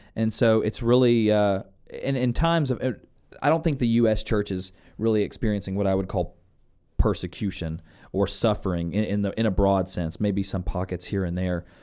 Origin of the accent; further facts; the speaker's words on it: United States; born and raised in the United States